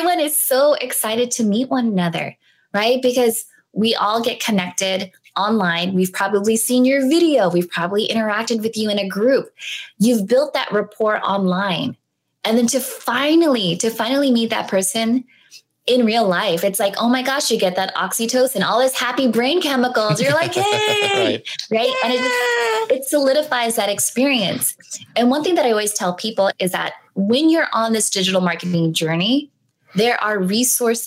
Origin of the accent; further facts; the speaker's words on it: San Diego, California, United States; I'm from San Diego